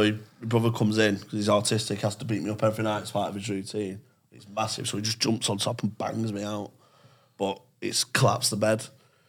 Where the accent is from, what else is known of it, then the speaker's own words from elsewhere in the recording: Manchester, North West England, United Kingdom; East Manchester. Suicide's Gorton, so I'm in Abbey A. I'm on Abbey A Lane, which is like the Gaza Strip between Gorton and Openshaw.